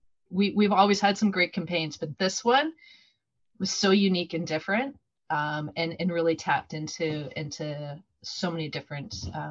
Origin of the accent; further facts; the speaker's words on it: Corby, East Midlands, United Kingdom; I'm from Corby as well, for those of you who don't know me.